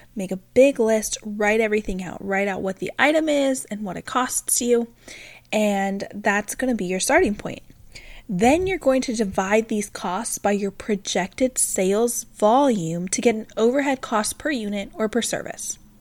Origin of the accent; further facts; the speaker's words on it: Pacific Northwest, United States; moved away; we're originally from the Pacific Northwest, so we're about three thousand miles from any of our family